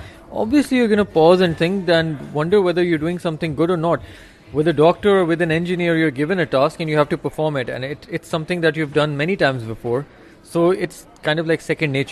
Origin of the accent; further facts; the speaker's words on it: Pakistan; a Pakistani author